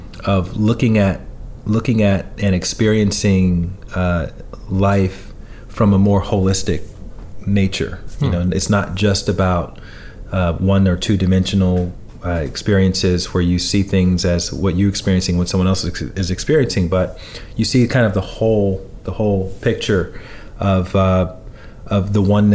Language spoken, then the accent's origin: English; Alabama, United States; I grew up in Alabama, you know, I'm 43 right now